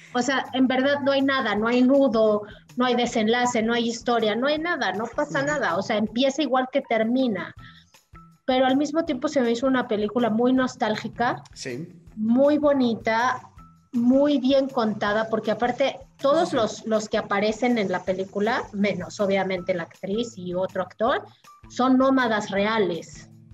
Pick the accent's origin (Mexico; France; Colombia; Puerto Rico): Mexico; como mexicana